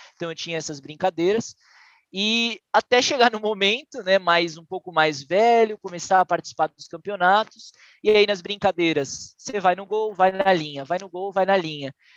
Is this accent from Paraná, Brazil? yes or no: no; Santos, São Paulo, Brazil; em Santos, que foi onde eu nasci e cresci